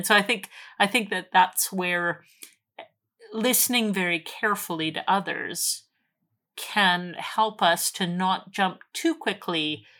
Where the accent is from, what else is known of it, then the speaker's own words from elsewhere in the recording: Alberta, Canada; I was talking about growing up in Alberta, in sort of farm country, where we're surrounded by farmers and people killed their own meat and that sort of thing.